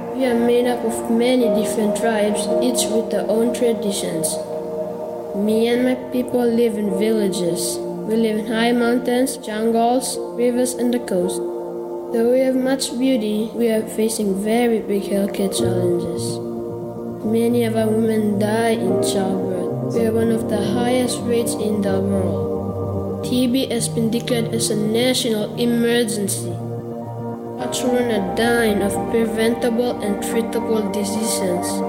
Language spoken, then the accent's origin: English; Papua New Guinea; I come from Papua New Guinea. I love my country